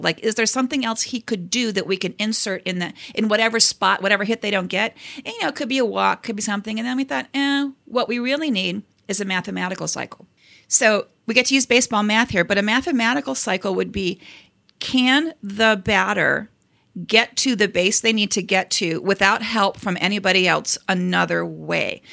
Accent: Cleveland, Ohio, United States; I'm from Cleveland

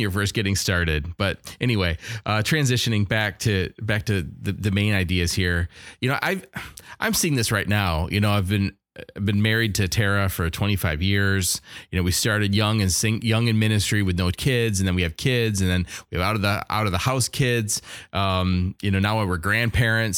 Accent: Wisconsin, United States; I'm from Wisconsin

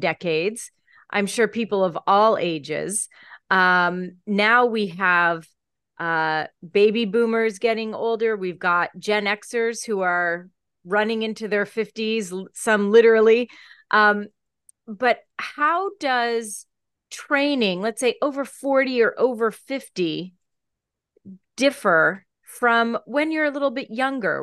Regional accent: Pennsylvania, United States; I grew up in Pennsylvania.

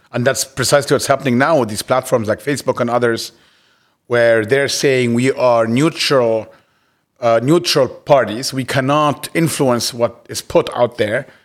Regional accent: Cairo, Cairo Governorate, Egypt; moved away as an adult; also born or lived in United States; I grew up in Cairo all my life and left to, to school in the States at nineteen

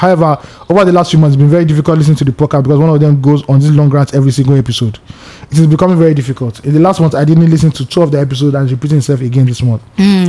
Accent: Ireland; I'm actually from Ireland, and I have followed you guys from the beginning of the pod.

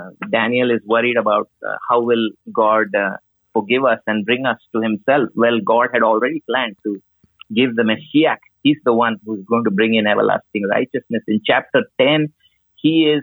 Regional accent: India

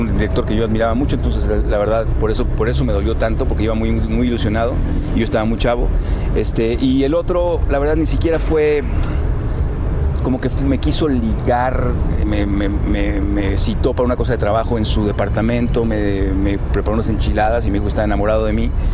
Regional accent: northern Mexico, Mexico; Yo soy norteño

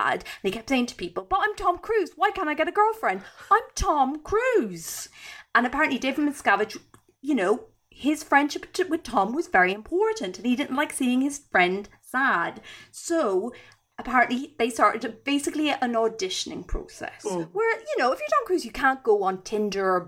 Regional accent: Ireland; I'm Irish

